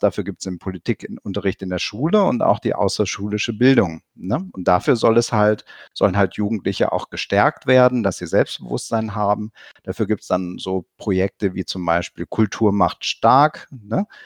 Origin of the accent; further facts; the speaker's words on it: near Cologne, North Rhine-Westphalia, Germany; ich komme selber aus der Nähe von Köln